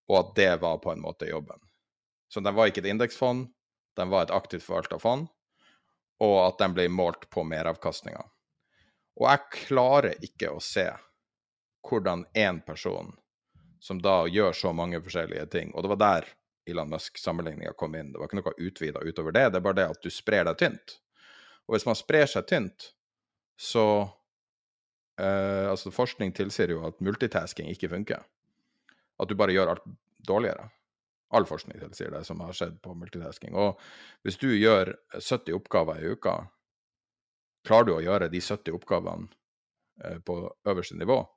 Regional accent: Norway; Eh, jeg er nordmann.

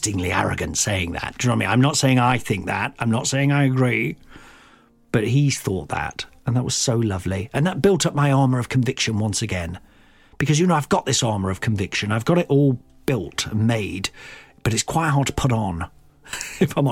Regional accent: Midlands, United Kingdom; growing up in the Midlands

